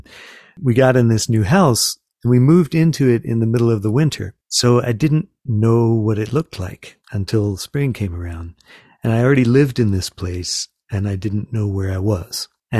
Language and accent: English; Florida, United States; also born or lived in Western North Carolina; now in North Carolina, United States; I grew up in Florida and didn't have them at all down there, or very little. I'm now in the mountains of Western North Carolina